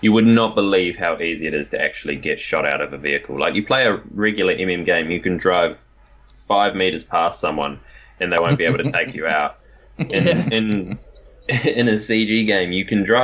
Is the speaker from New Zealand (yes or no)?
yes; New Zealand; I'm a Kiwi.